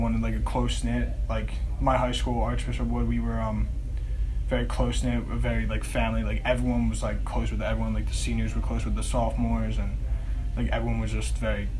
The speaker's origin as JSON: {"language": "English", "town": "Langhorne", "region": "Pennsylvania", "country": "United States", "tie": "born or raised there", "said": "I grew up in Langhorne, Pennsylvania, but okay. Went to high school at Archbishop Wood in Warminster, Pennsylvania."}